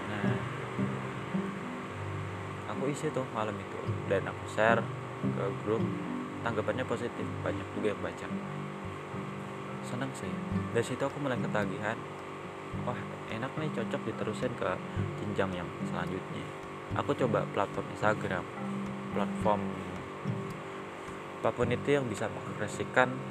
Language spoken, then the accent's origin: Indonesian; Yogyakarta, Special Region of Yogyakarta, Indonesia; nama aku asal dari Yogyakarta